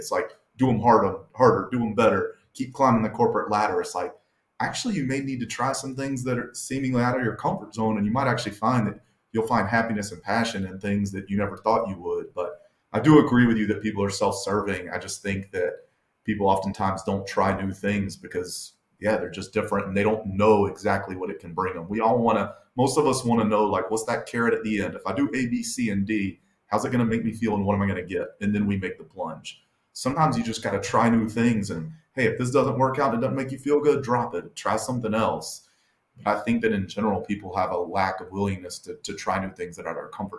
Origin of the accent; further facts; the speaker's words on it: the South, United States; we're both from the South and we're white guys.